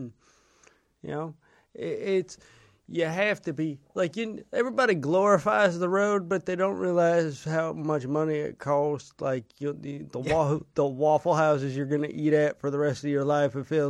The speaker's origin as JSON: {"language": "English", "area": "the Northwest", "region": "Pacific Northwest", "country": "United States", "said": "I'm from the Northwest."}